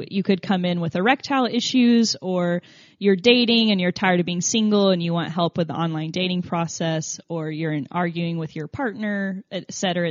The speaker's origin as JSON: {"language": "English", "region": "Tennessee", "country": "United States", "accent": "southern", "said": "I'm from Tennessee, so I think it's the southern pronunciation"}